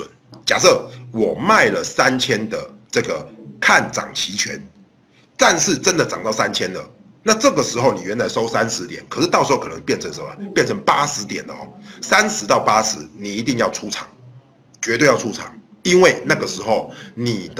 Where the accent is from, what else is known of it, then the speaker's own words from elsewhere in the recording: Taiwan; 对，我是台湾人，没有错，没有错，我是台湾人。